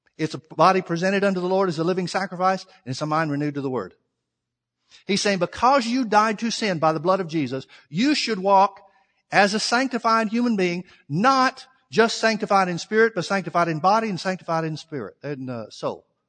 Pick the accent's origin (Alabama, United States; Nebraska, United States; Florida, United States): Alabama, United States; I'm from the South. I'm from Alabama